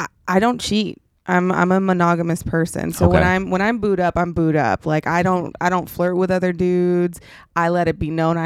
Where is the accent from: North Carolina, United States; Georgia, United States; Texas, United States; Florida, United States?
Texas, United States; Dallas; I grew up in Dallas, Texas in this hood called Oak Cliff.